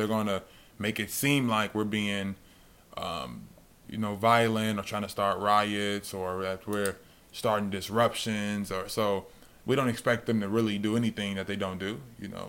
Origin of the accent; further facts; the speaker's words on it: Chicago, Illinois, United States; now in Las Vegas, United States; Growing up in Chicago